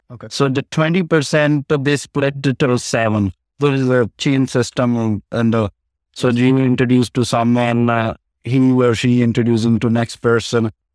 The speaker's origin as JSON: {"language": "English", "country": "India", "moved": "yes", "lives_now": "Edmonton, Canada", "said": "I came from India, my family, my mother and brother died when I was in India"}